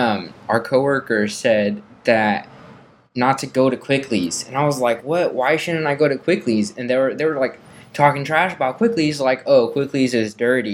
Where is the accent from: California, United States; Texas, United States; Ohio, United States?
California, United States; Vallejo; here in my hometown of Vallejo, California